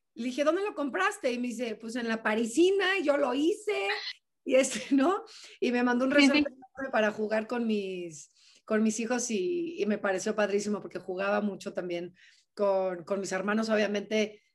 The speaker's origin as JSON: {"language": "Spanish", "country": "Mexico", "said": "somos mexicanos"}